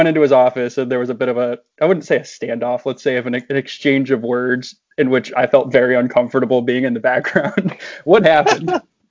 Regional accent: California, United States; I'll admit this as a Californian

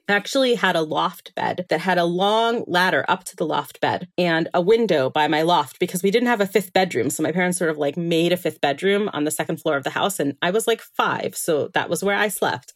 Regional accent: Miami Beach, Florida, United States; now in Israel; I was born in Miami Beach, Florida. That's where I'm originally from. And I did spend about half my life there.

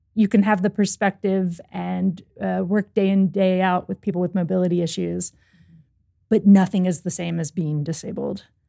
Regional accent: Louisville, Kentucky, United States; I grew up in Louisville, Kentucky

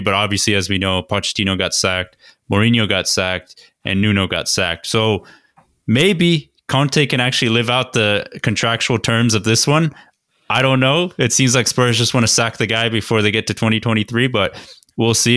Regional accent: Georgia, United States; we are from Georgia

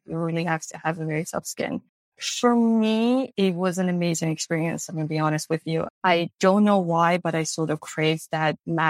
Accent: Iran; moved away as an adult; now in Los Angeles, United States; I was born and raised in Iran. I was a basically full-grown adult when I came here

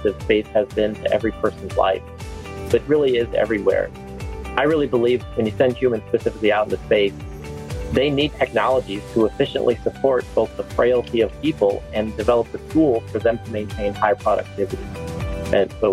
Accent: Hammond, Indiana, United States; also born or lived in East Chicago, Indiana / Huntsville, Alabama; now in Alabama, United States; I was born in East Chicago, Indiana. But really grew up in Hammond

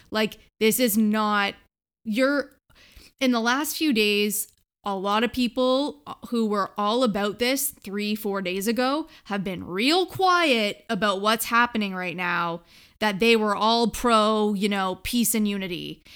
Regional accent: Canada; We're from Canada

